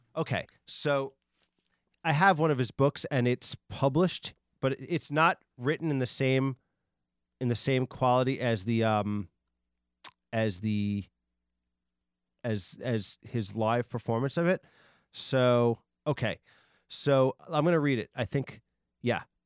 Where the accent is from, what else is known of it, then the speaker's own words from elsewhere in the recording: Long Island, New York, United States; I was from Long I, I've always been from Long Island